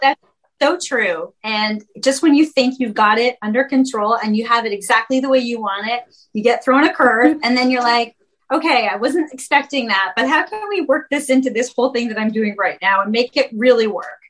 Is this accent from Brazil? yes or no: no; Canada; I'm from Canada